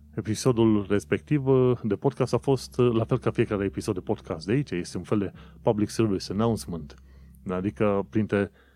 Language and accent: Romanian; Romania; moved away as an adult; now in London, United Kingdom; am plecat din România